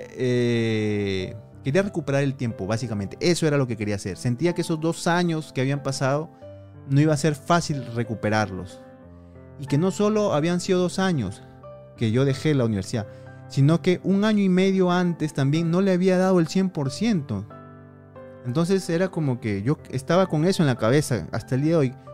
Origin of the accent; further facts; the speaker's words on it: Piura, Peru; moved away as an adult; Ciudad ciudad de Piura, de donde yo soy